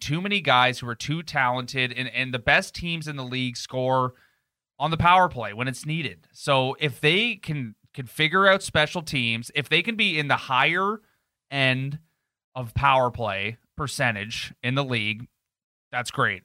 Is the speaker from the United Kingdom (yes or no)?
no; Canada; as Canadian as we are